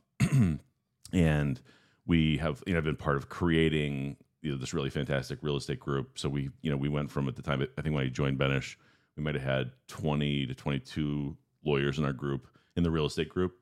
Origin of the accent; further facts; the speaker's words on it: Guys Mills, Pennsylvania, United States; moved away as an adult; now in Cleveland, United States; I grew up in Guy's Mills, just outside of Meadville, Pennsylvania